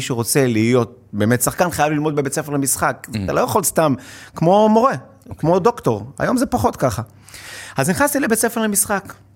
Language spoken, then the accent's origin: Hebrew; Hod HaSharon, Central District, Israel; now in Tel Aviv, Israel; במקור בהוד השרון, היום אני מתל אביב